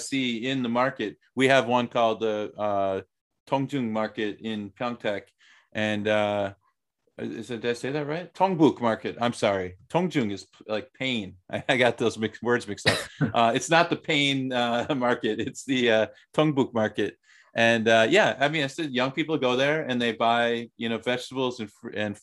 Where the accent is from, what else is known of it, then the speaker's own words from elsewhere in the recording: United States; moved away as an adult; also born or lived in Thailand; now in South Korea; as an American